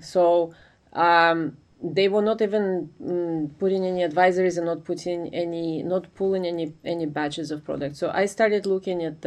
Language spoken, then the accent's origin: English; Ukraine; moved away as an adult; now in United States; I'm originally from Ukraine, but I came to study in the US uh, for my graduate degree, and I stayed after